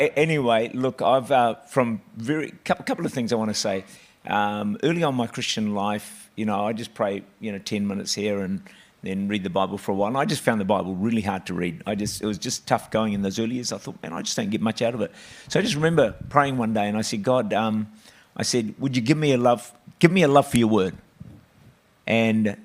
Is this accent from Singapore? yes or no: no; New Zealand; I was born in New Zealand, six children, and I was the last of the six. And so we grew up in town